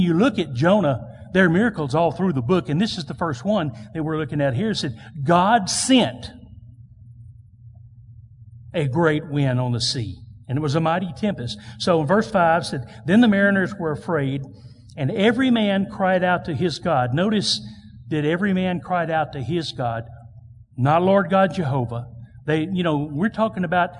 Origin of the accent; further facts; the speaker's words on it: United States; I am proud to be an American. So thankful to be born in this country.